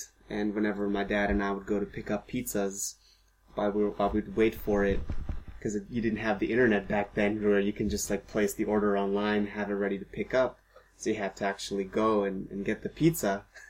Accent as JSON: {"language": "English", "town": "Cincinnati", "region": "Ohio", "country": "United States", "said": "we're from the Cincinnati area, and there aren't very many NBA fans here."}